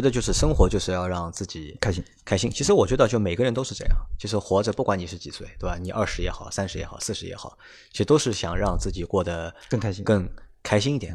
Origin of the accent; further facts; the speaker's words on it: Shanghai, China; first language Shanghainese; Chinese is a second language; 上海话作为我们的母语，对吧？就是我们希望，因为我们作为上海人